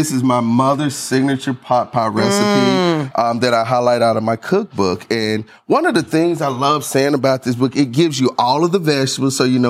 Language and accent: English; the South, United States; So growing up in the South, it's always important, as I say, to have nice greenery to balance everything.